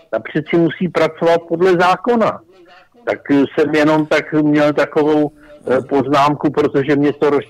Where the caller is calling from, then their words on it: Prague, Czechia; Eh, dobrý večer, já jsem z Prahy a já bych řekl dvě věci